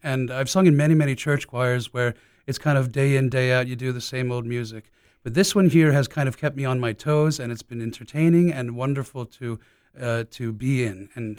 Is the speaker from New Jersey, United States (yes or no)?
no; Orlando, Florida, United States; I started singing in church choirs here locally. I grew up in Seminole County here in Orlando.